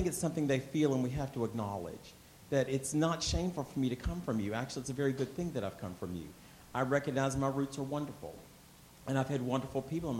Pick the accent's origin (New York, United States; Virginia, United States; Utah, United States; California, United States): Virginia, United States; Lynchburg; I grew up in Lynchburg, Virginia